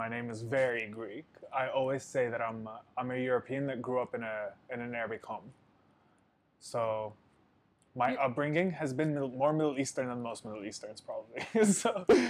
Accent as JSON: {"language": "English", "region": "Abu Dhabi", "country": "United Arab Emirates", "tie": "born or raised there", "said": "Born and raised in Abu Dhabi. Abu Dhabi kid."}